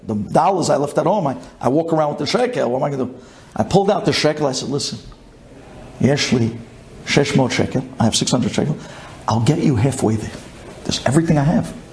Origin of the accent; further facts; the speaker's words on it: New York City, New York, United States; I'm from Brooklyn.